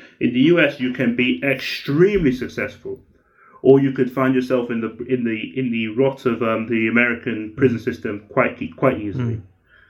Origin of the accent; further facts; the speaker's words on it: United Kingdom; I'm a British Nigerian writer.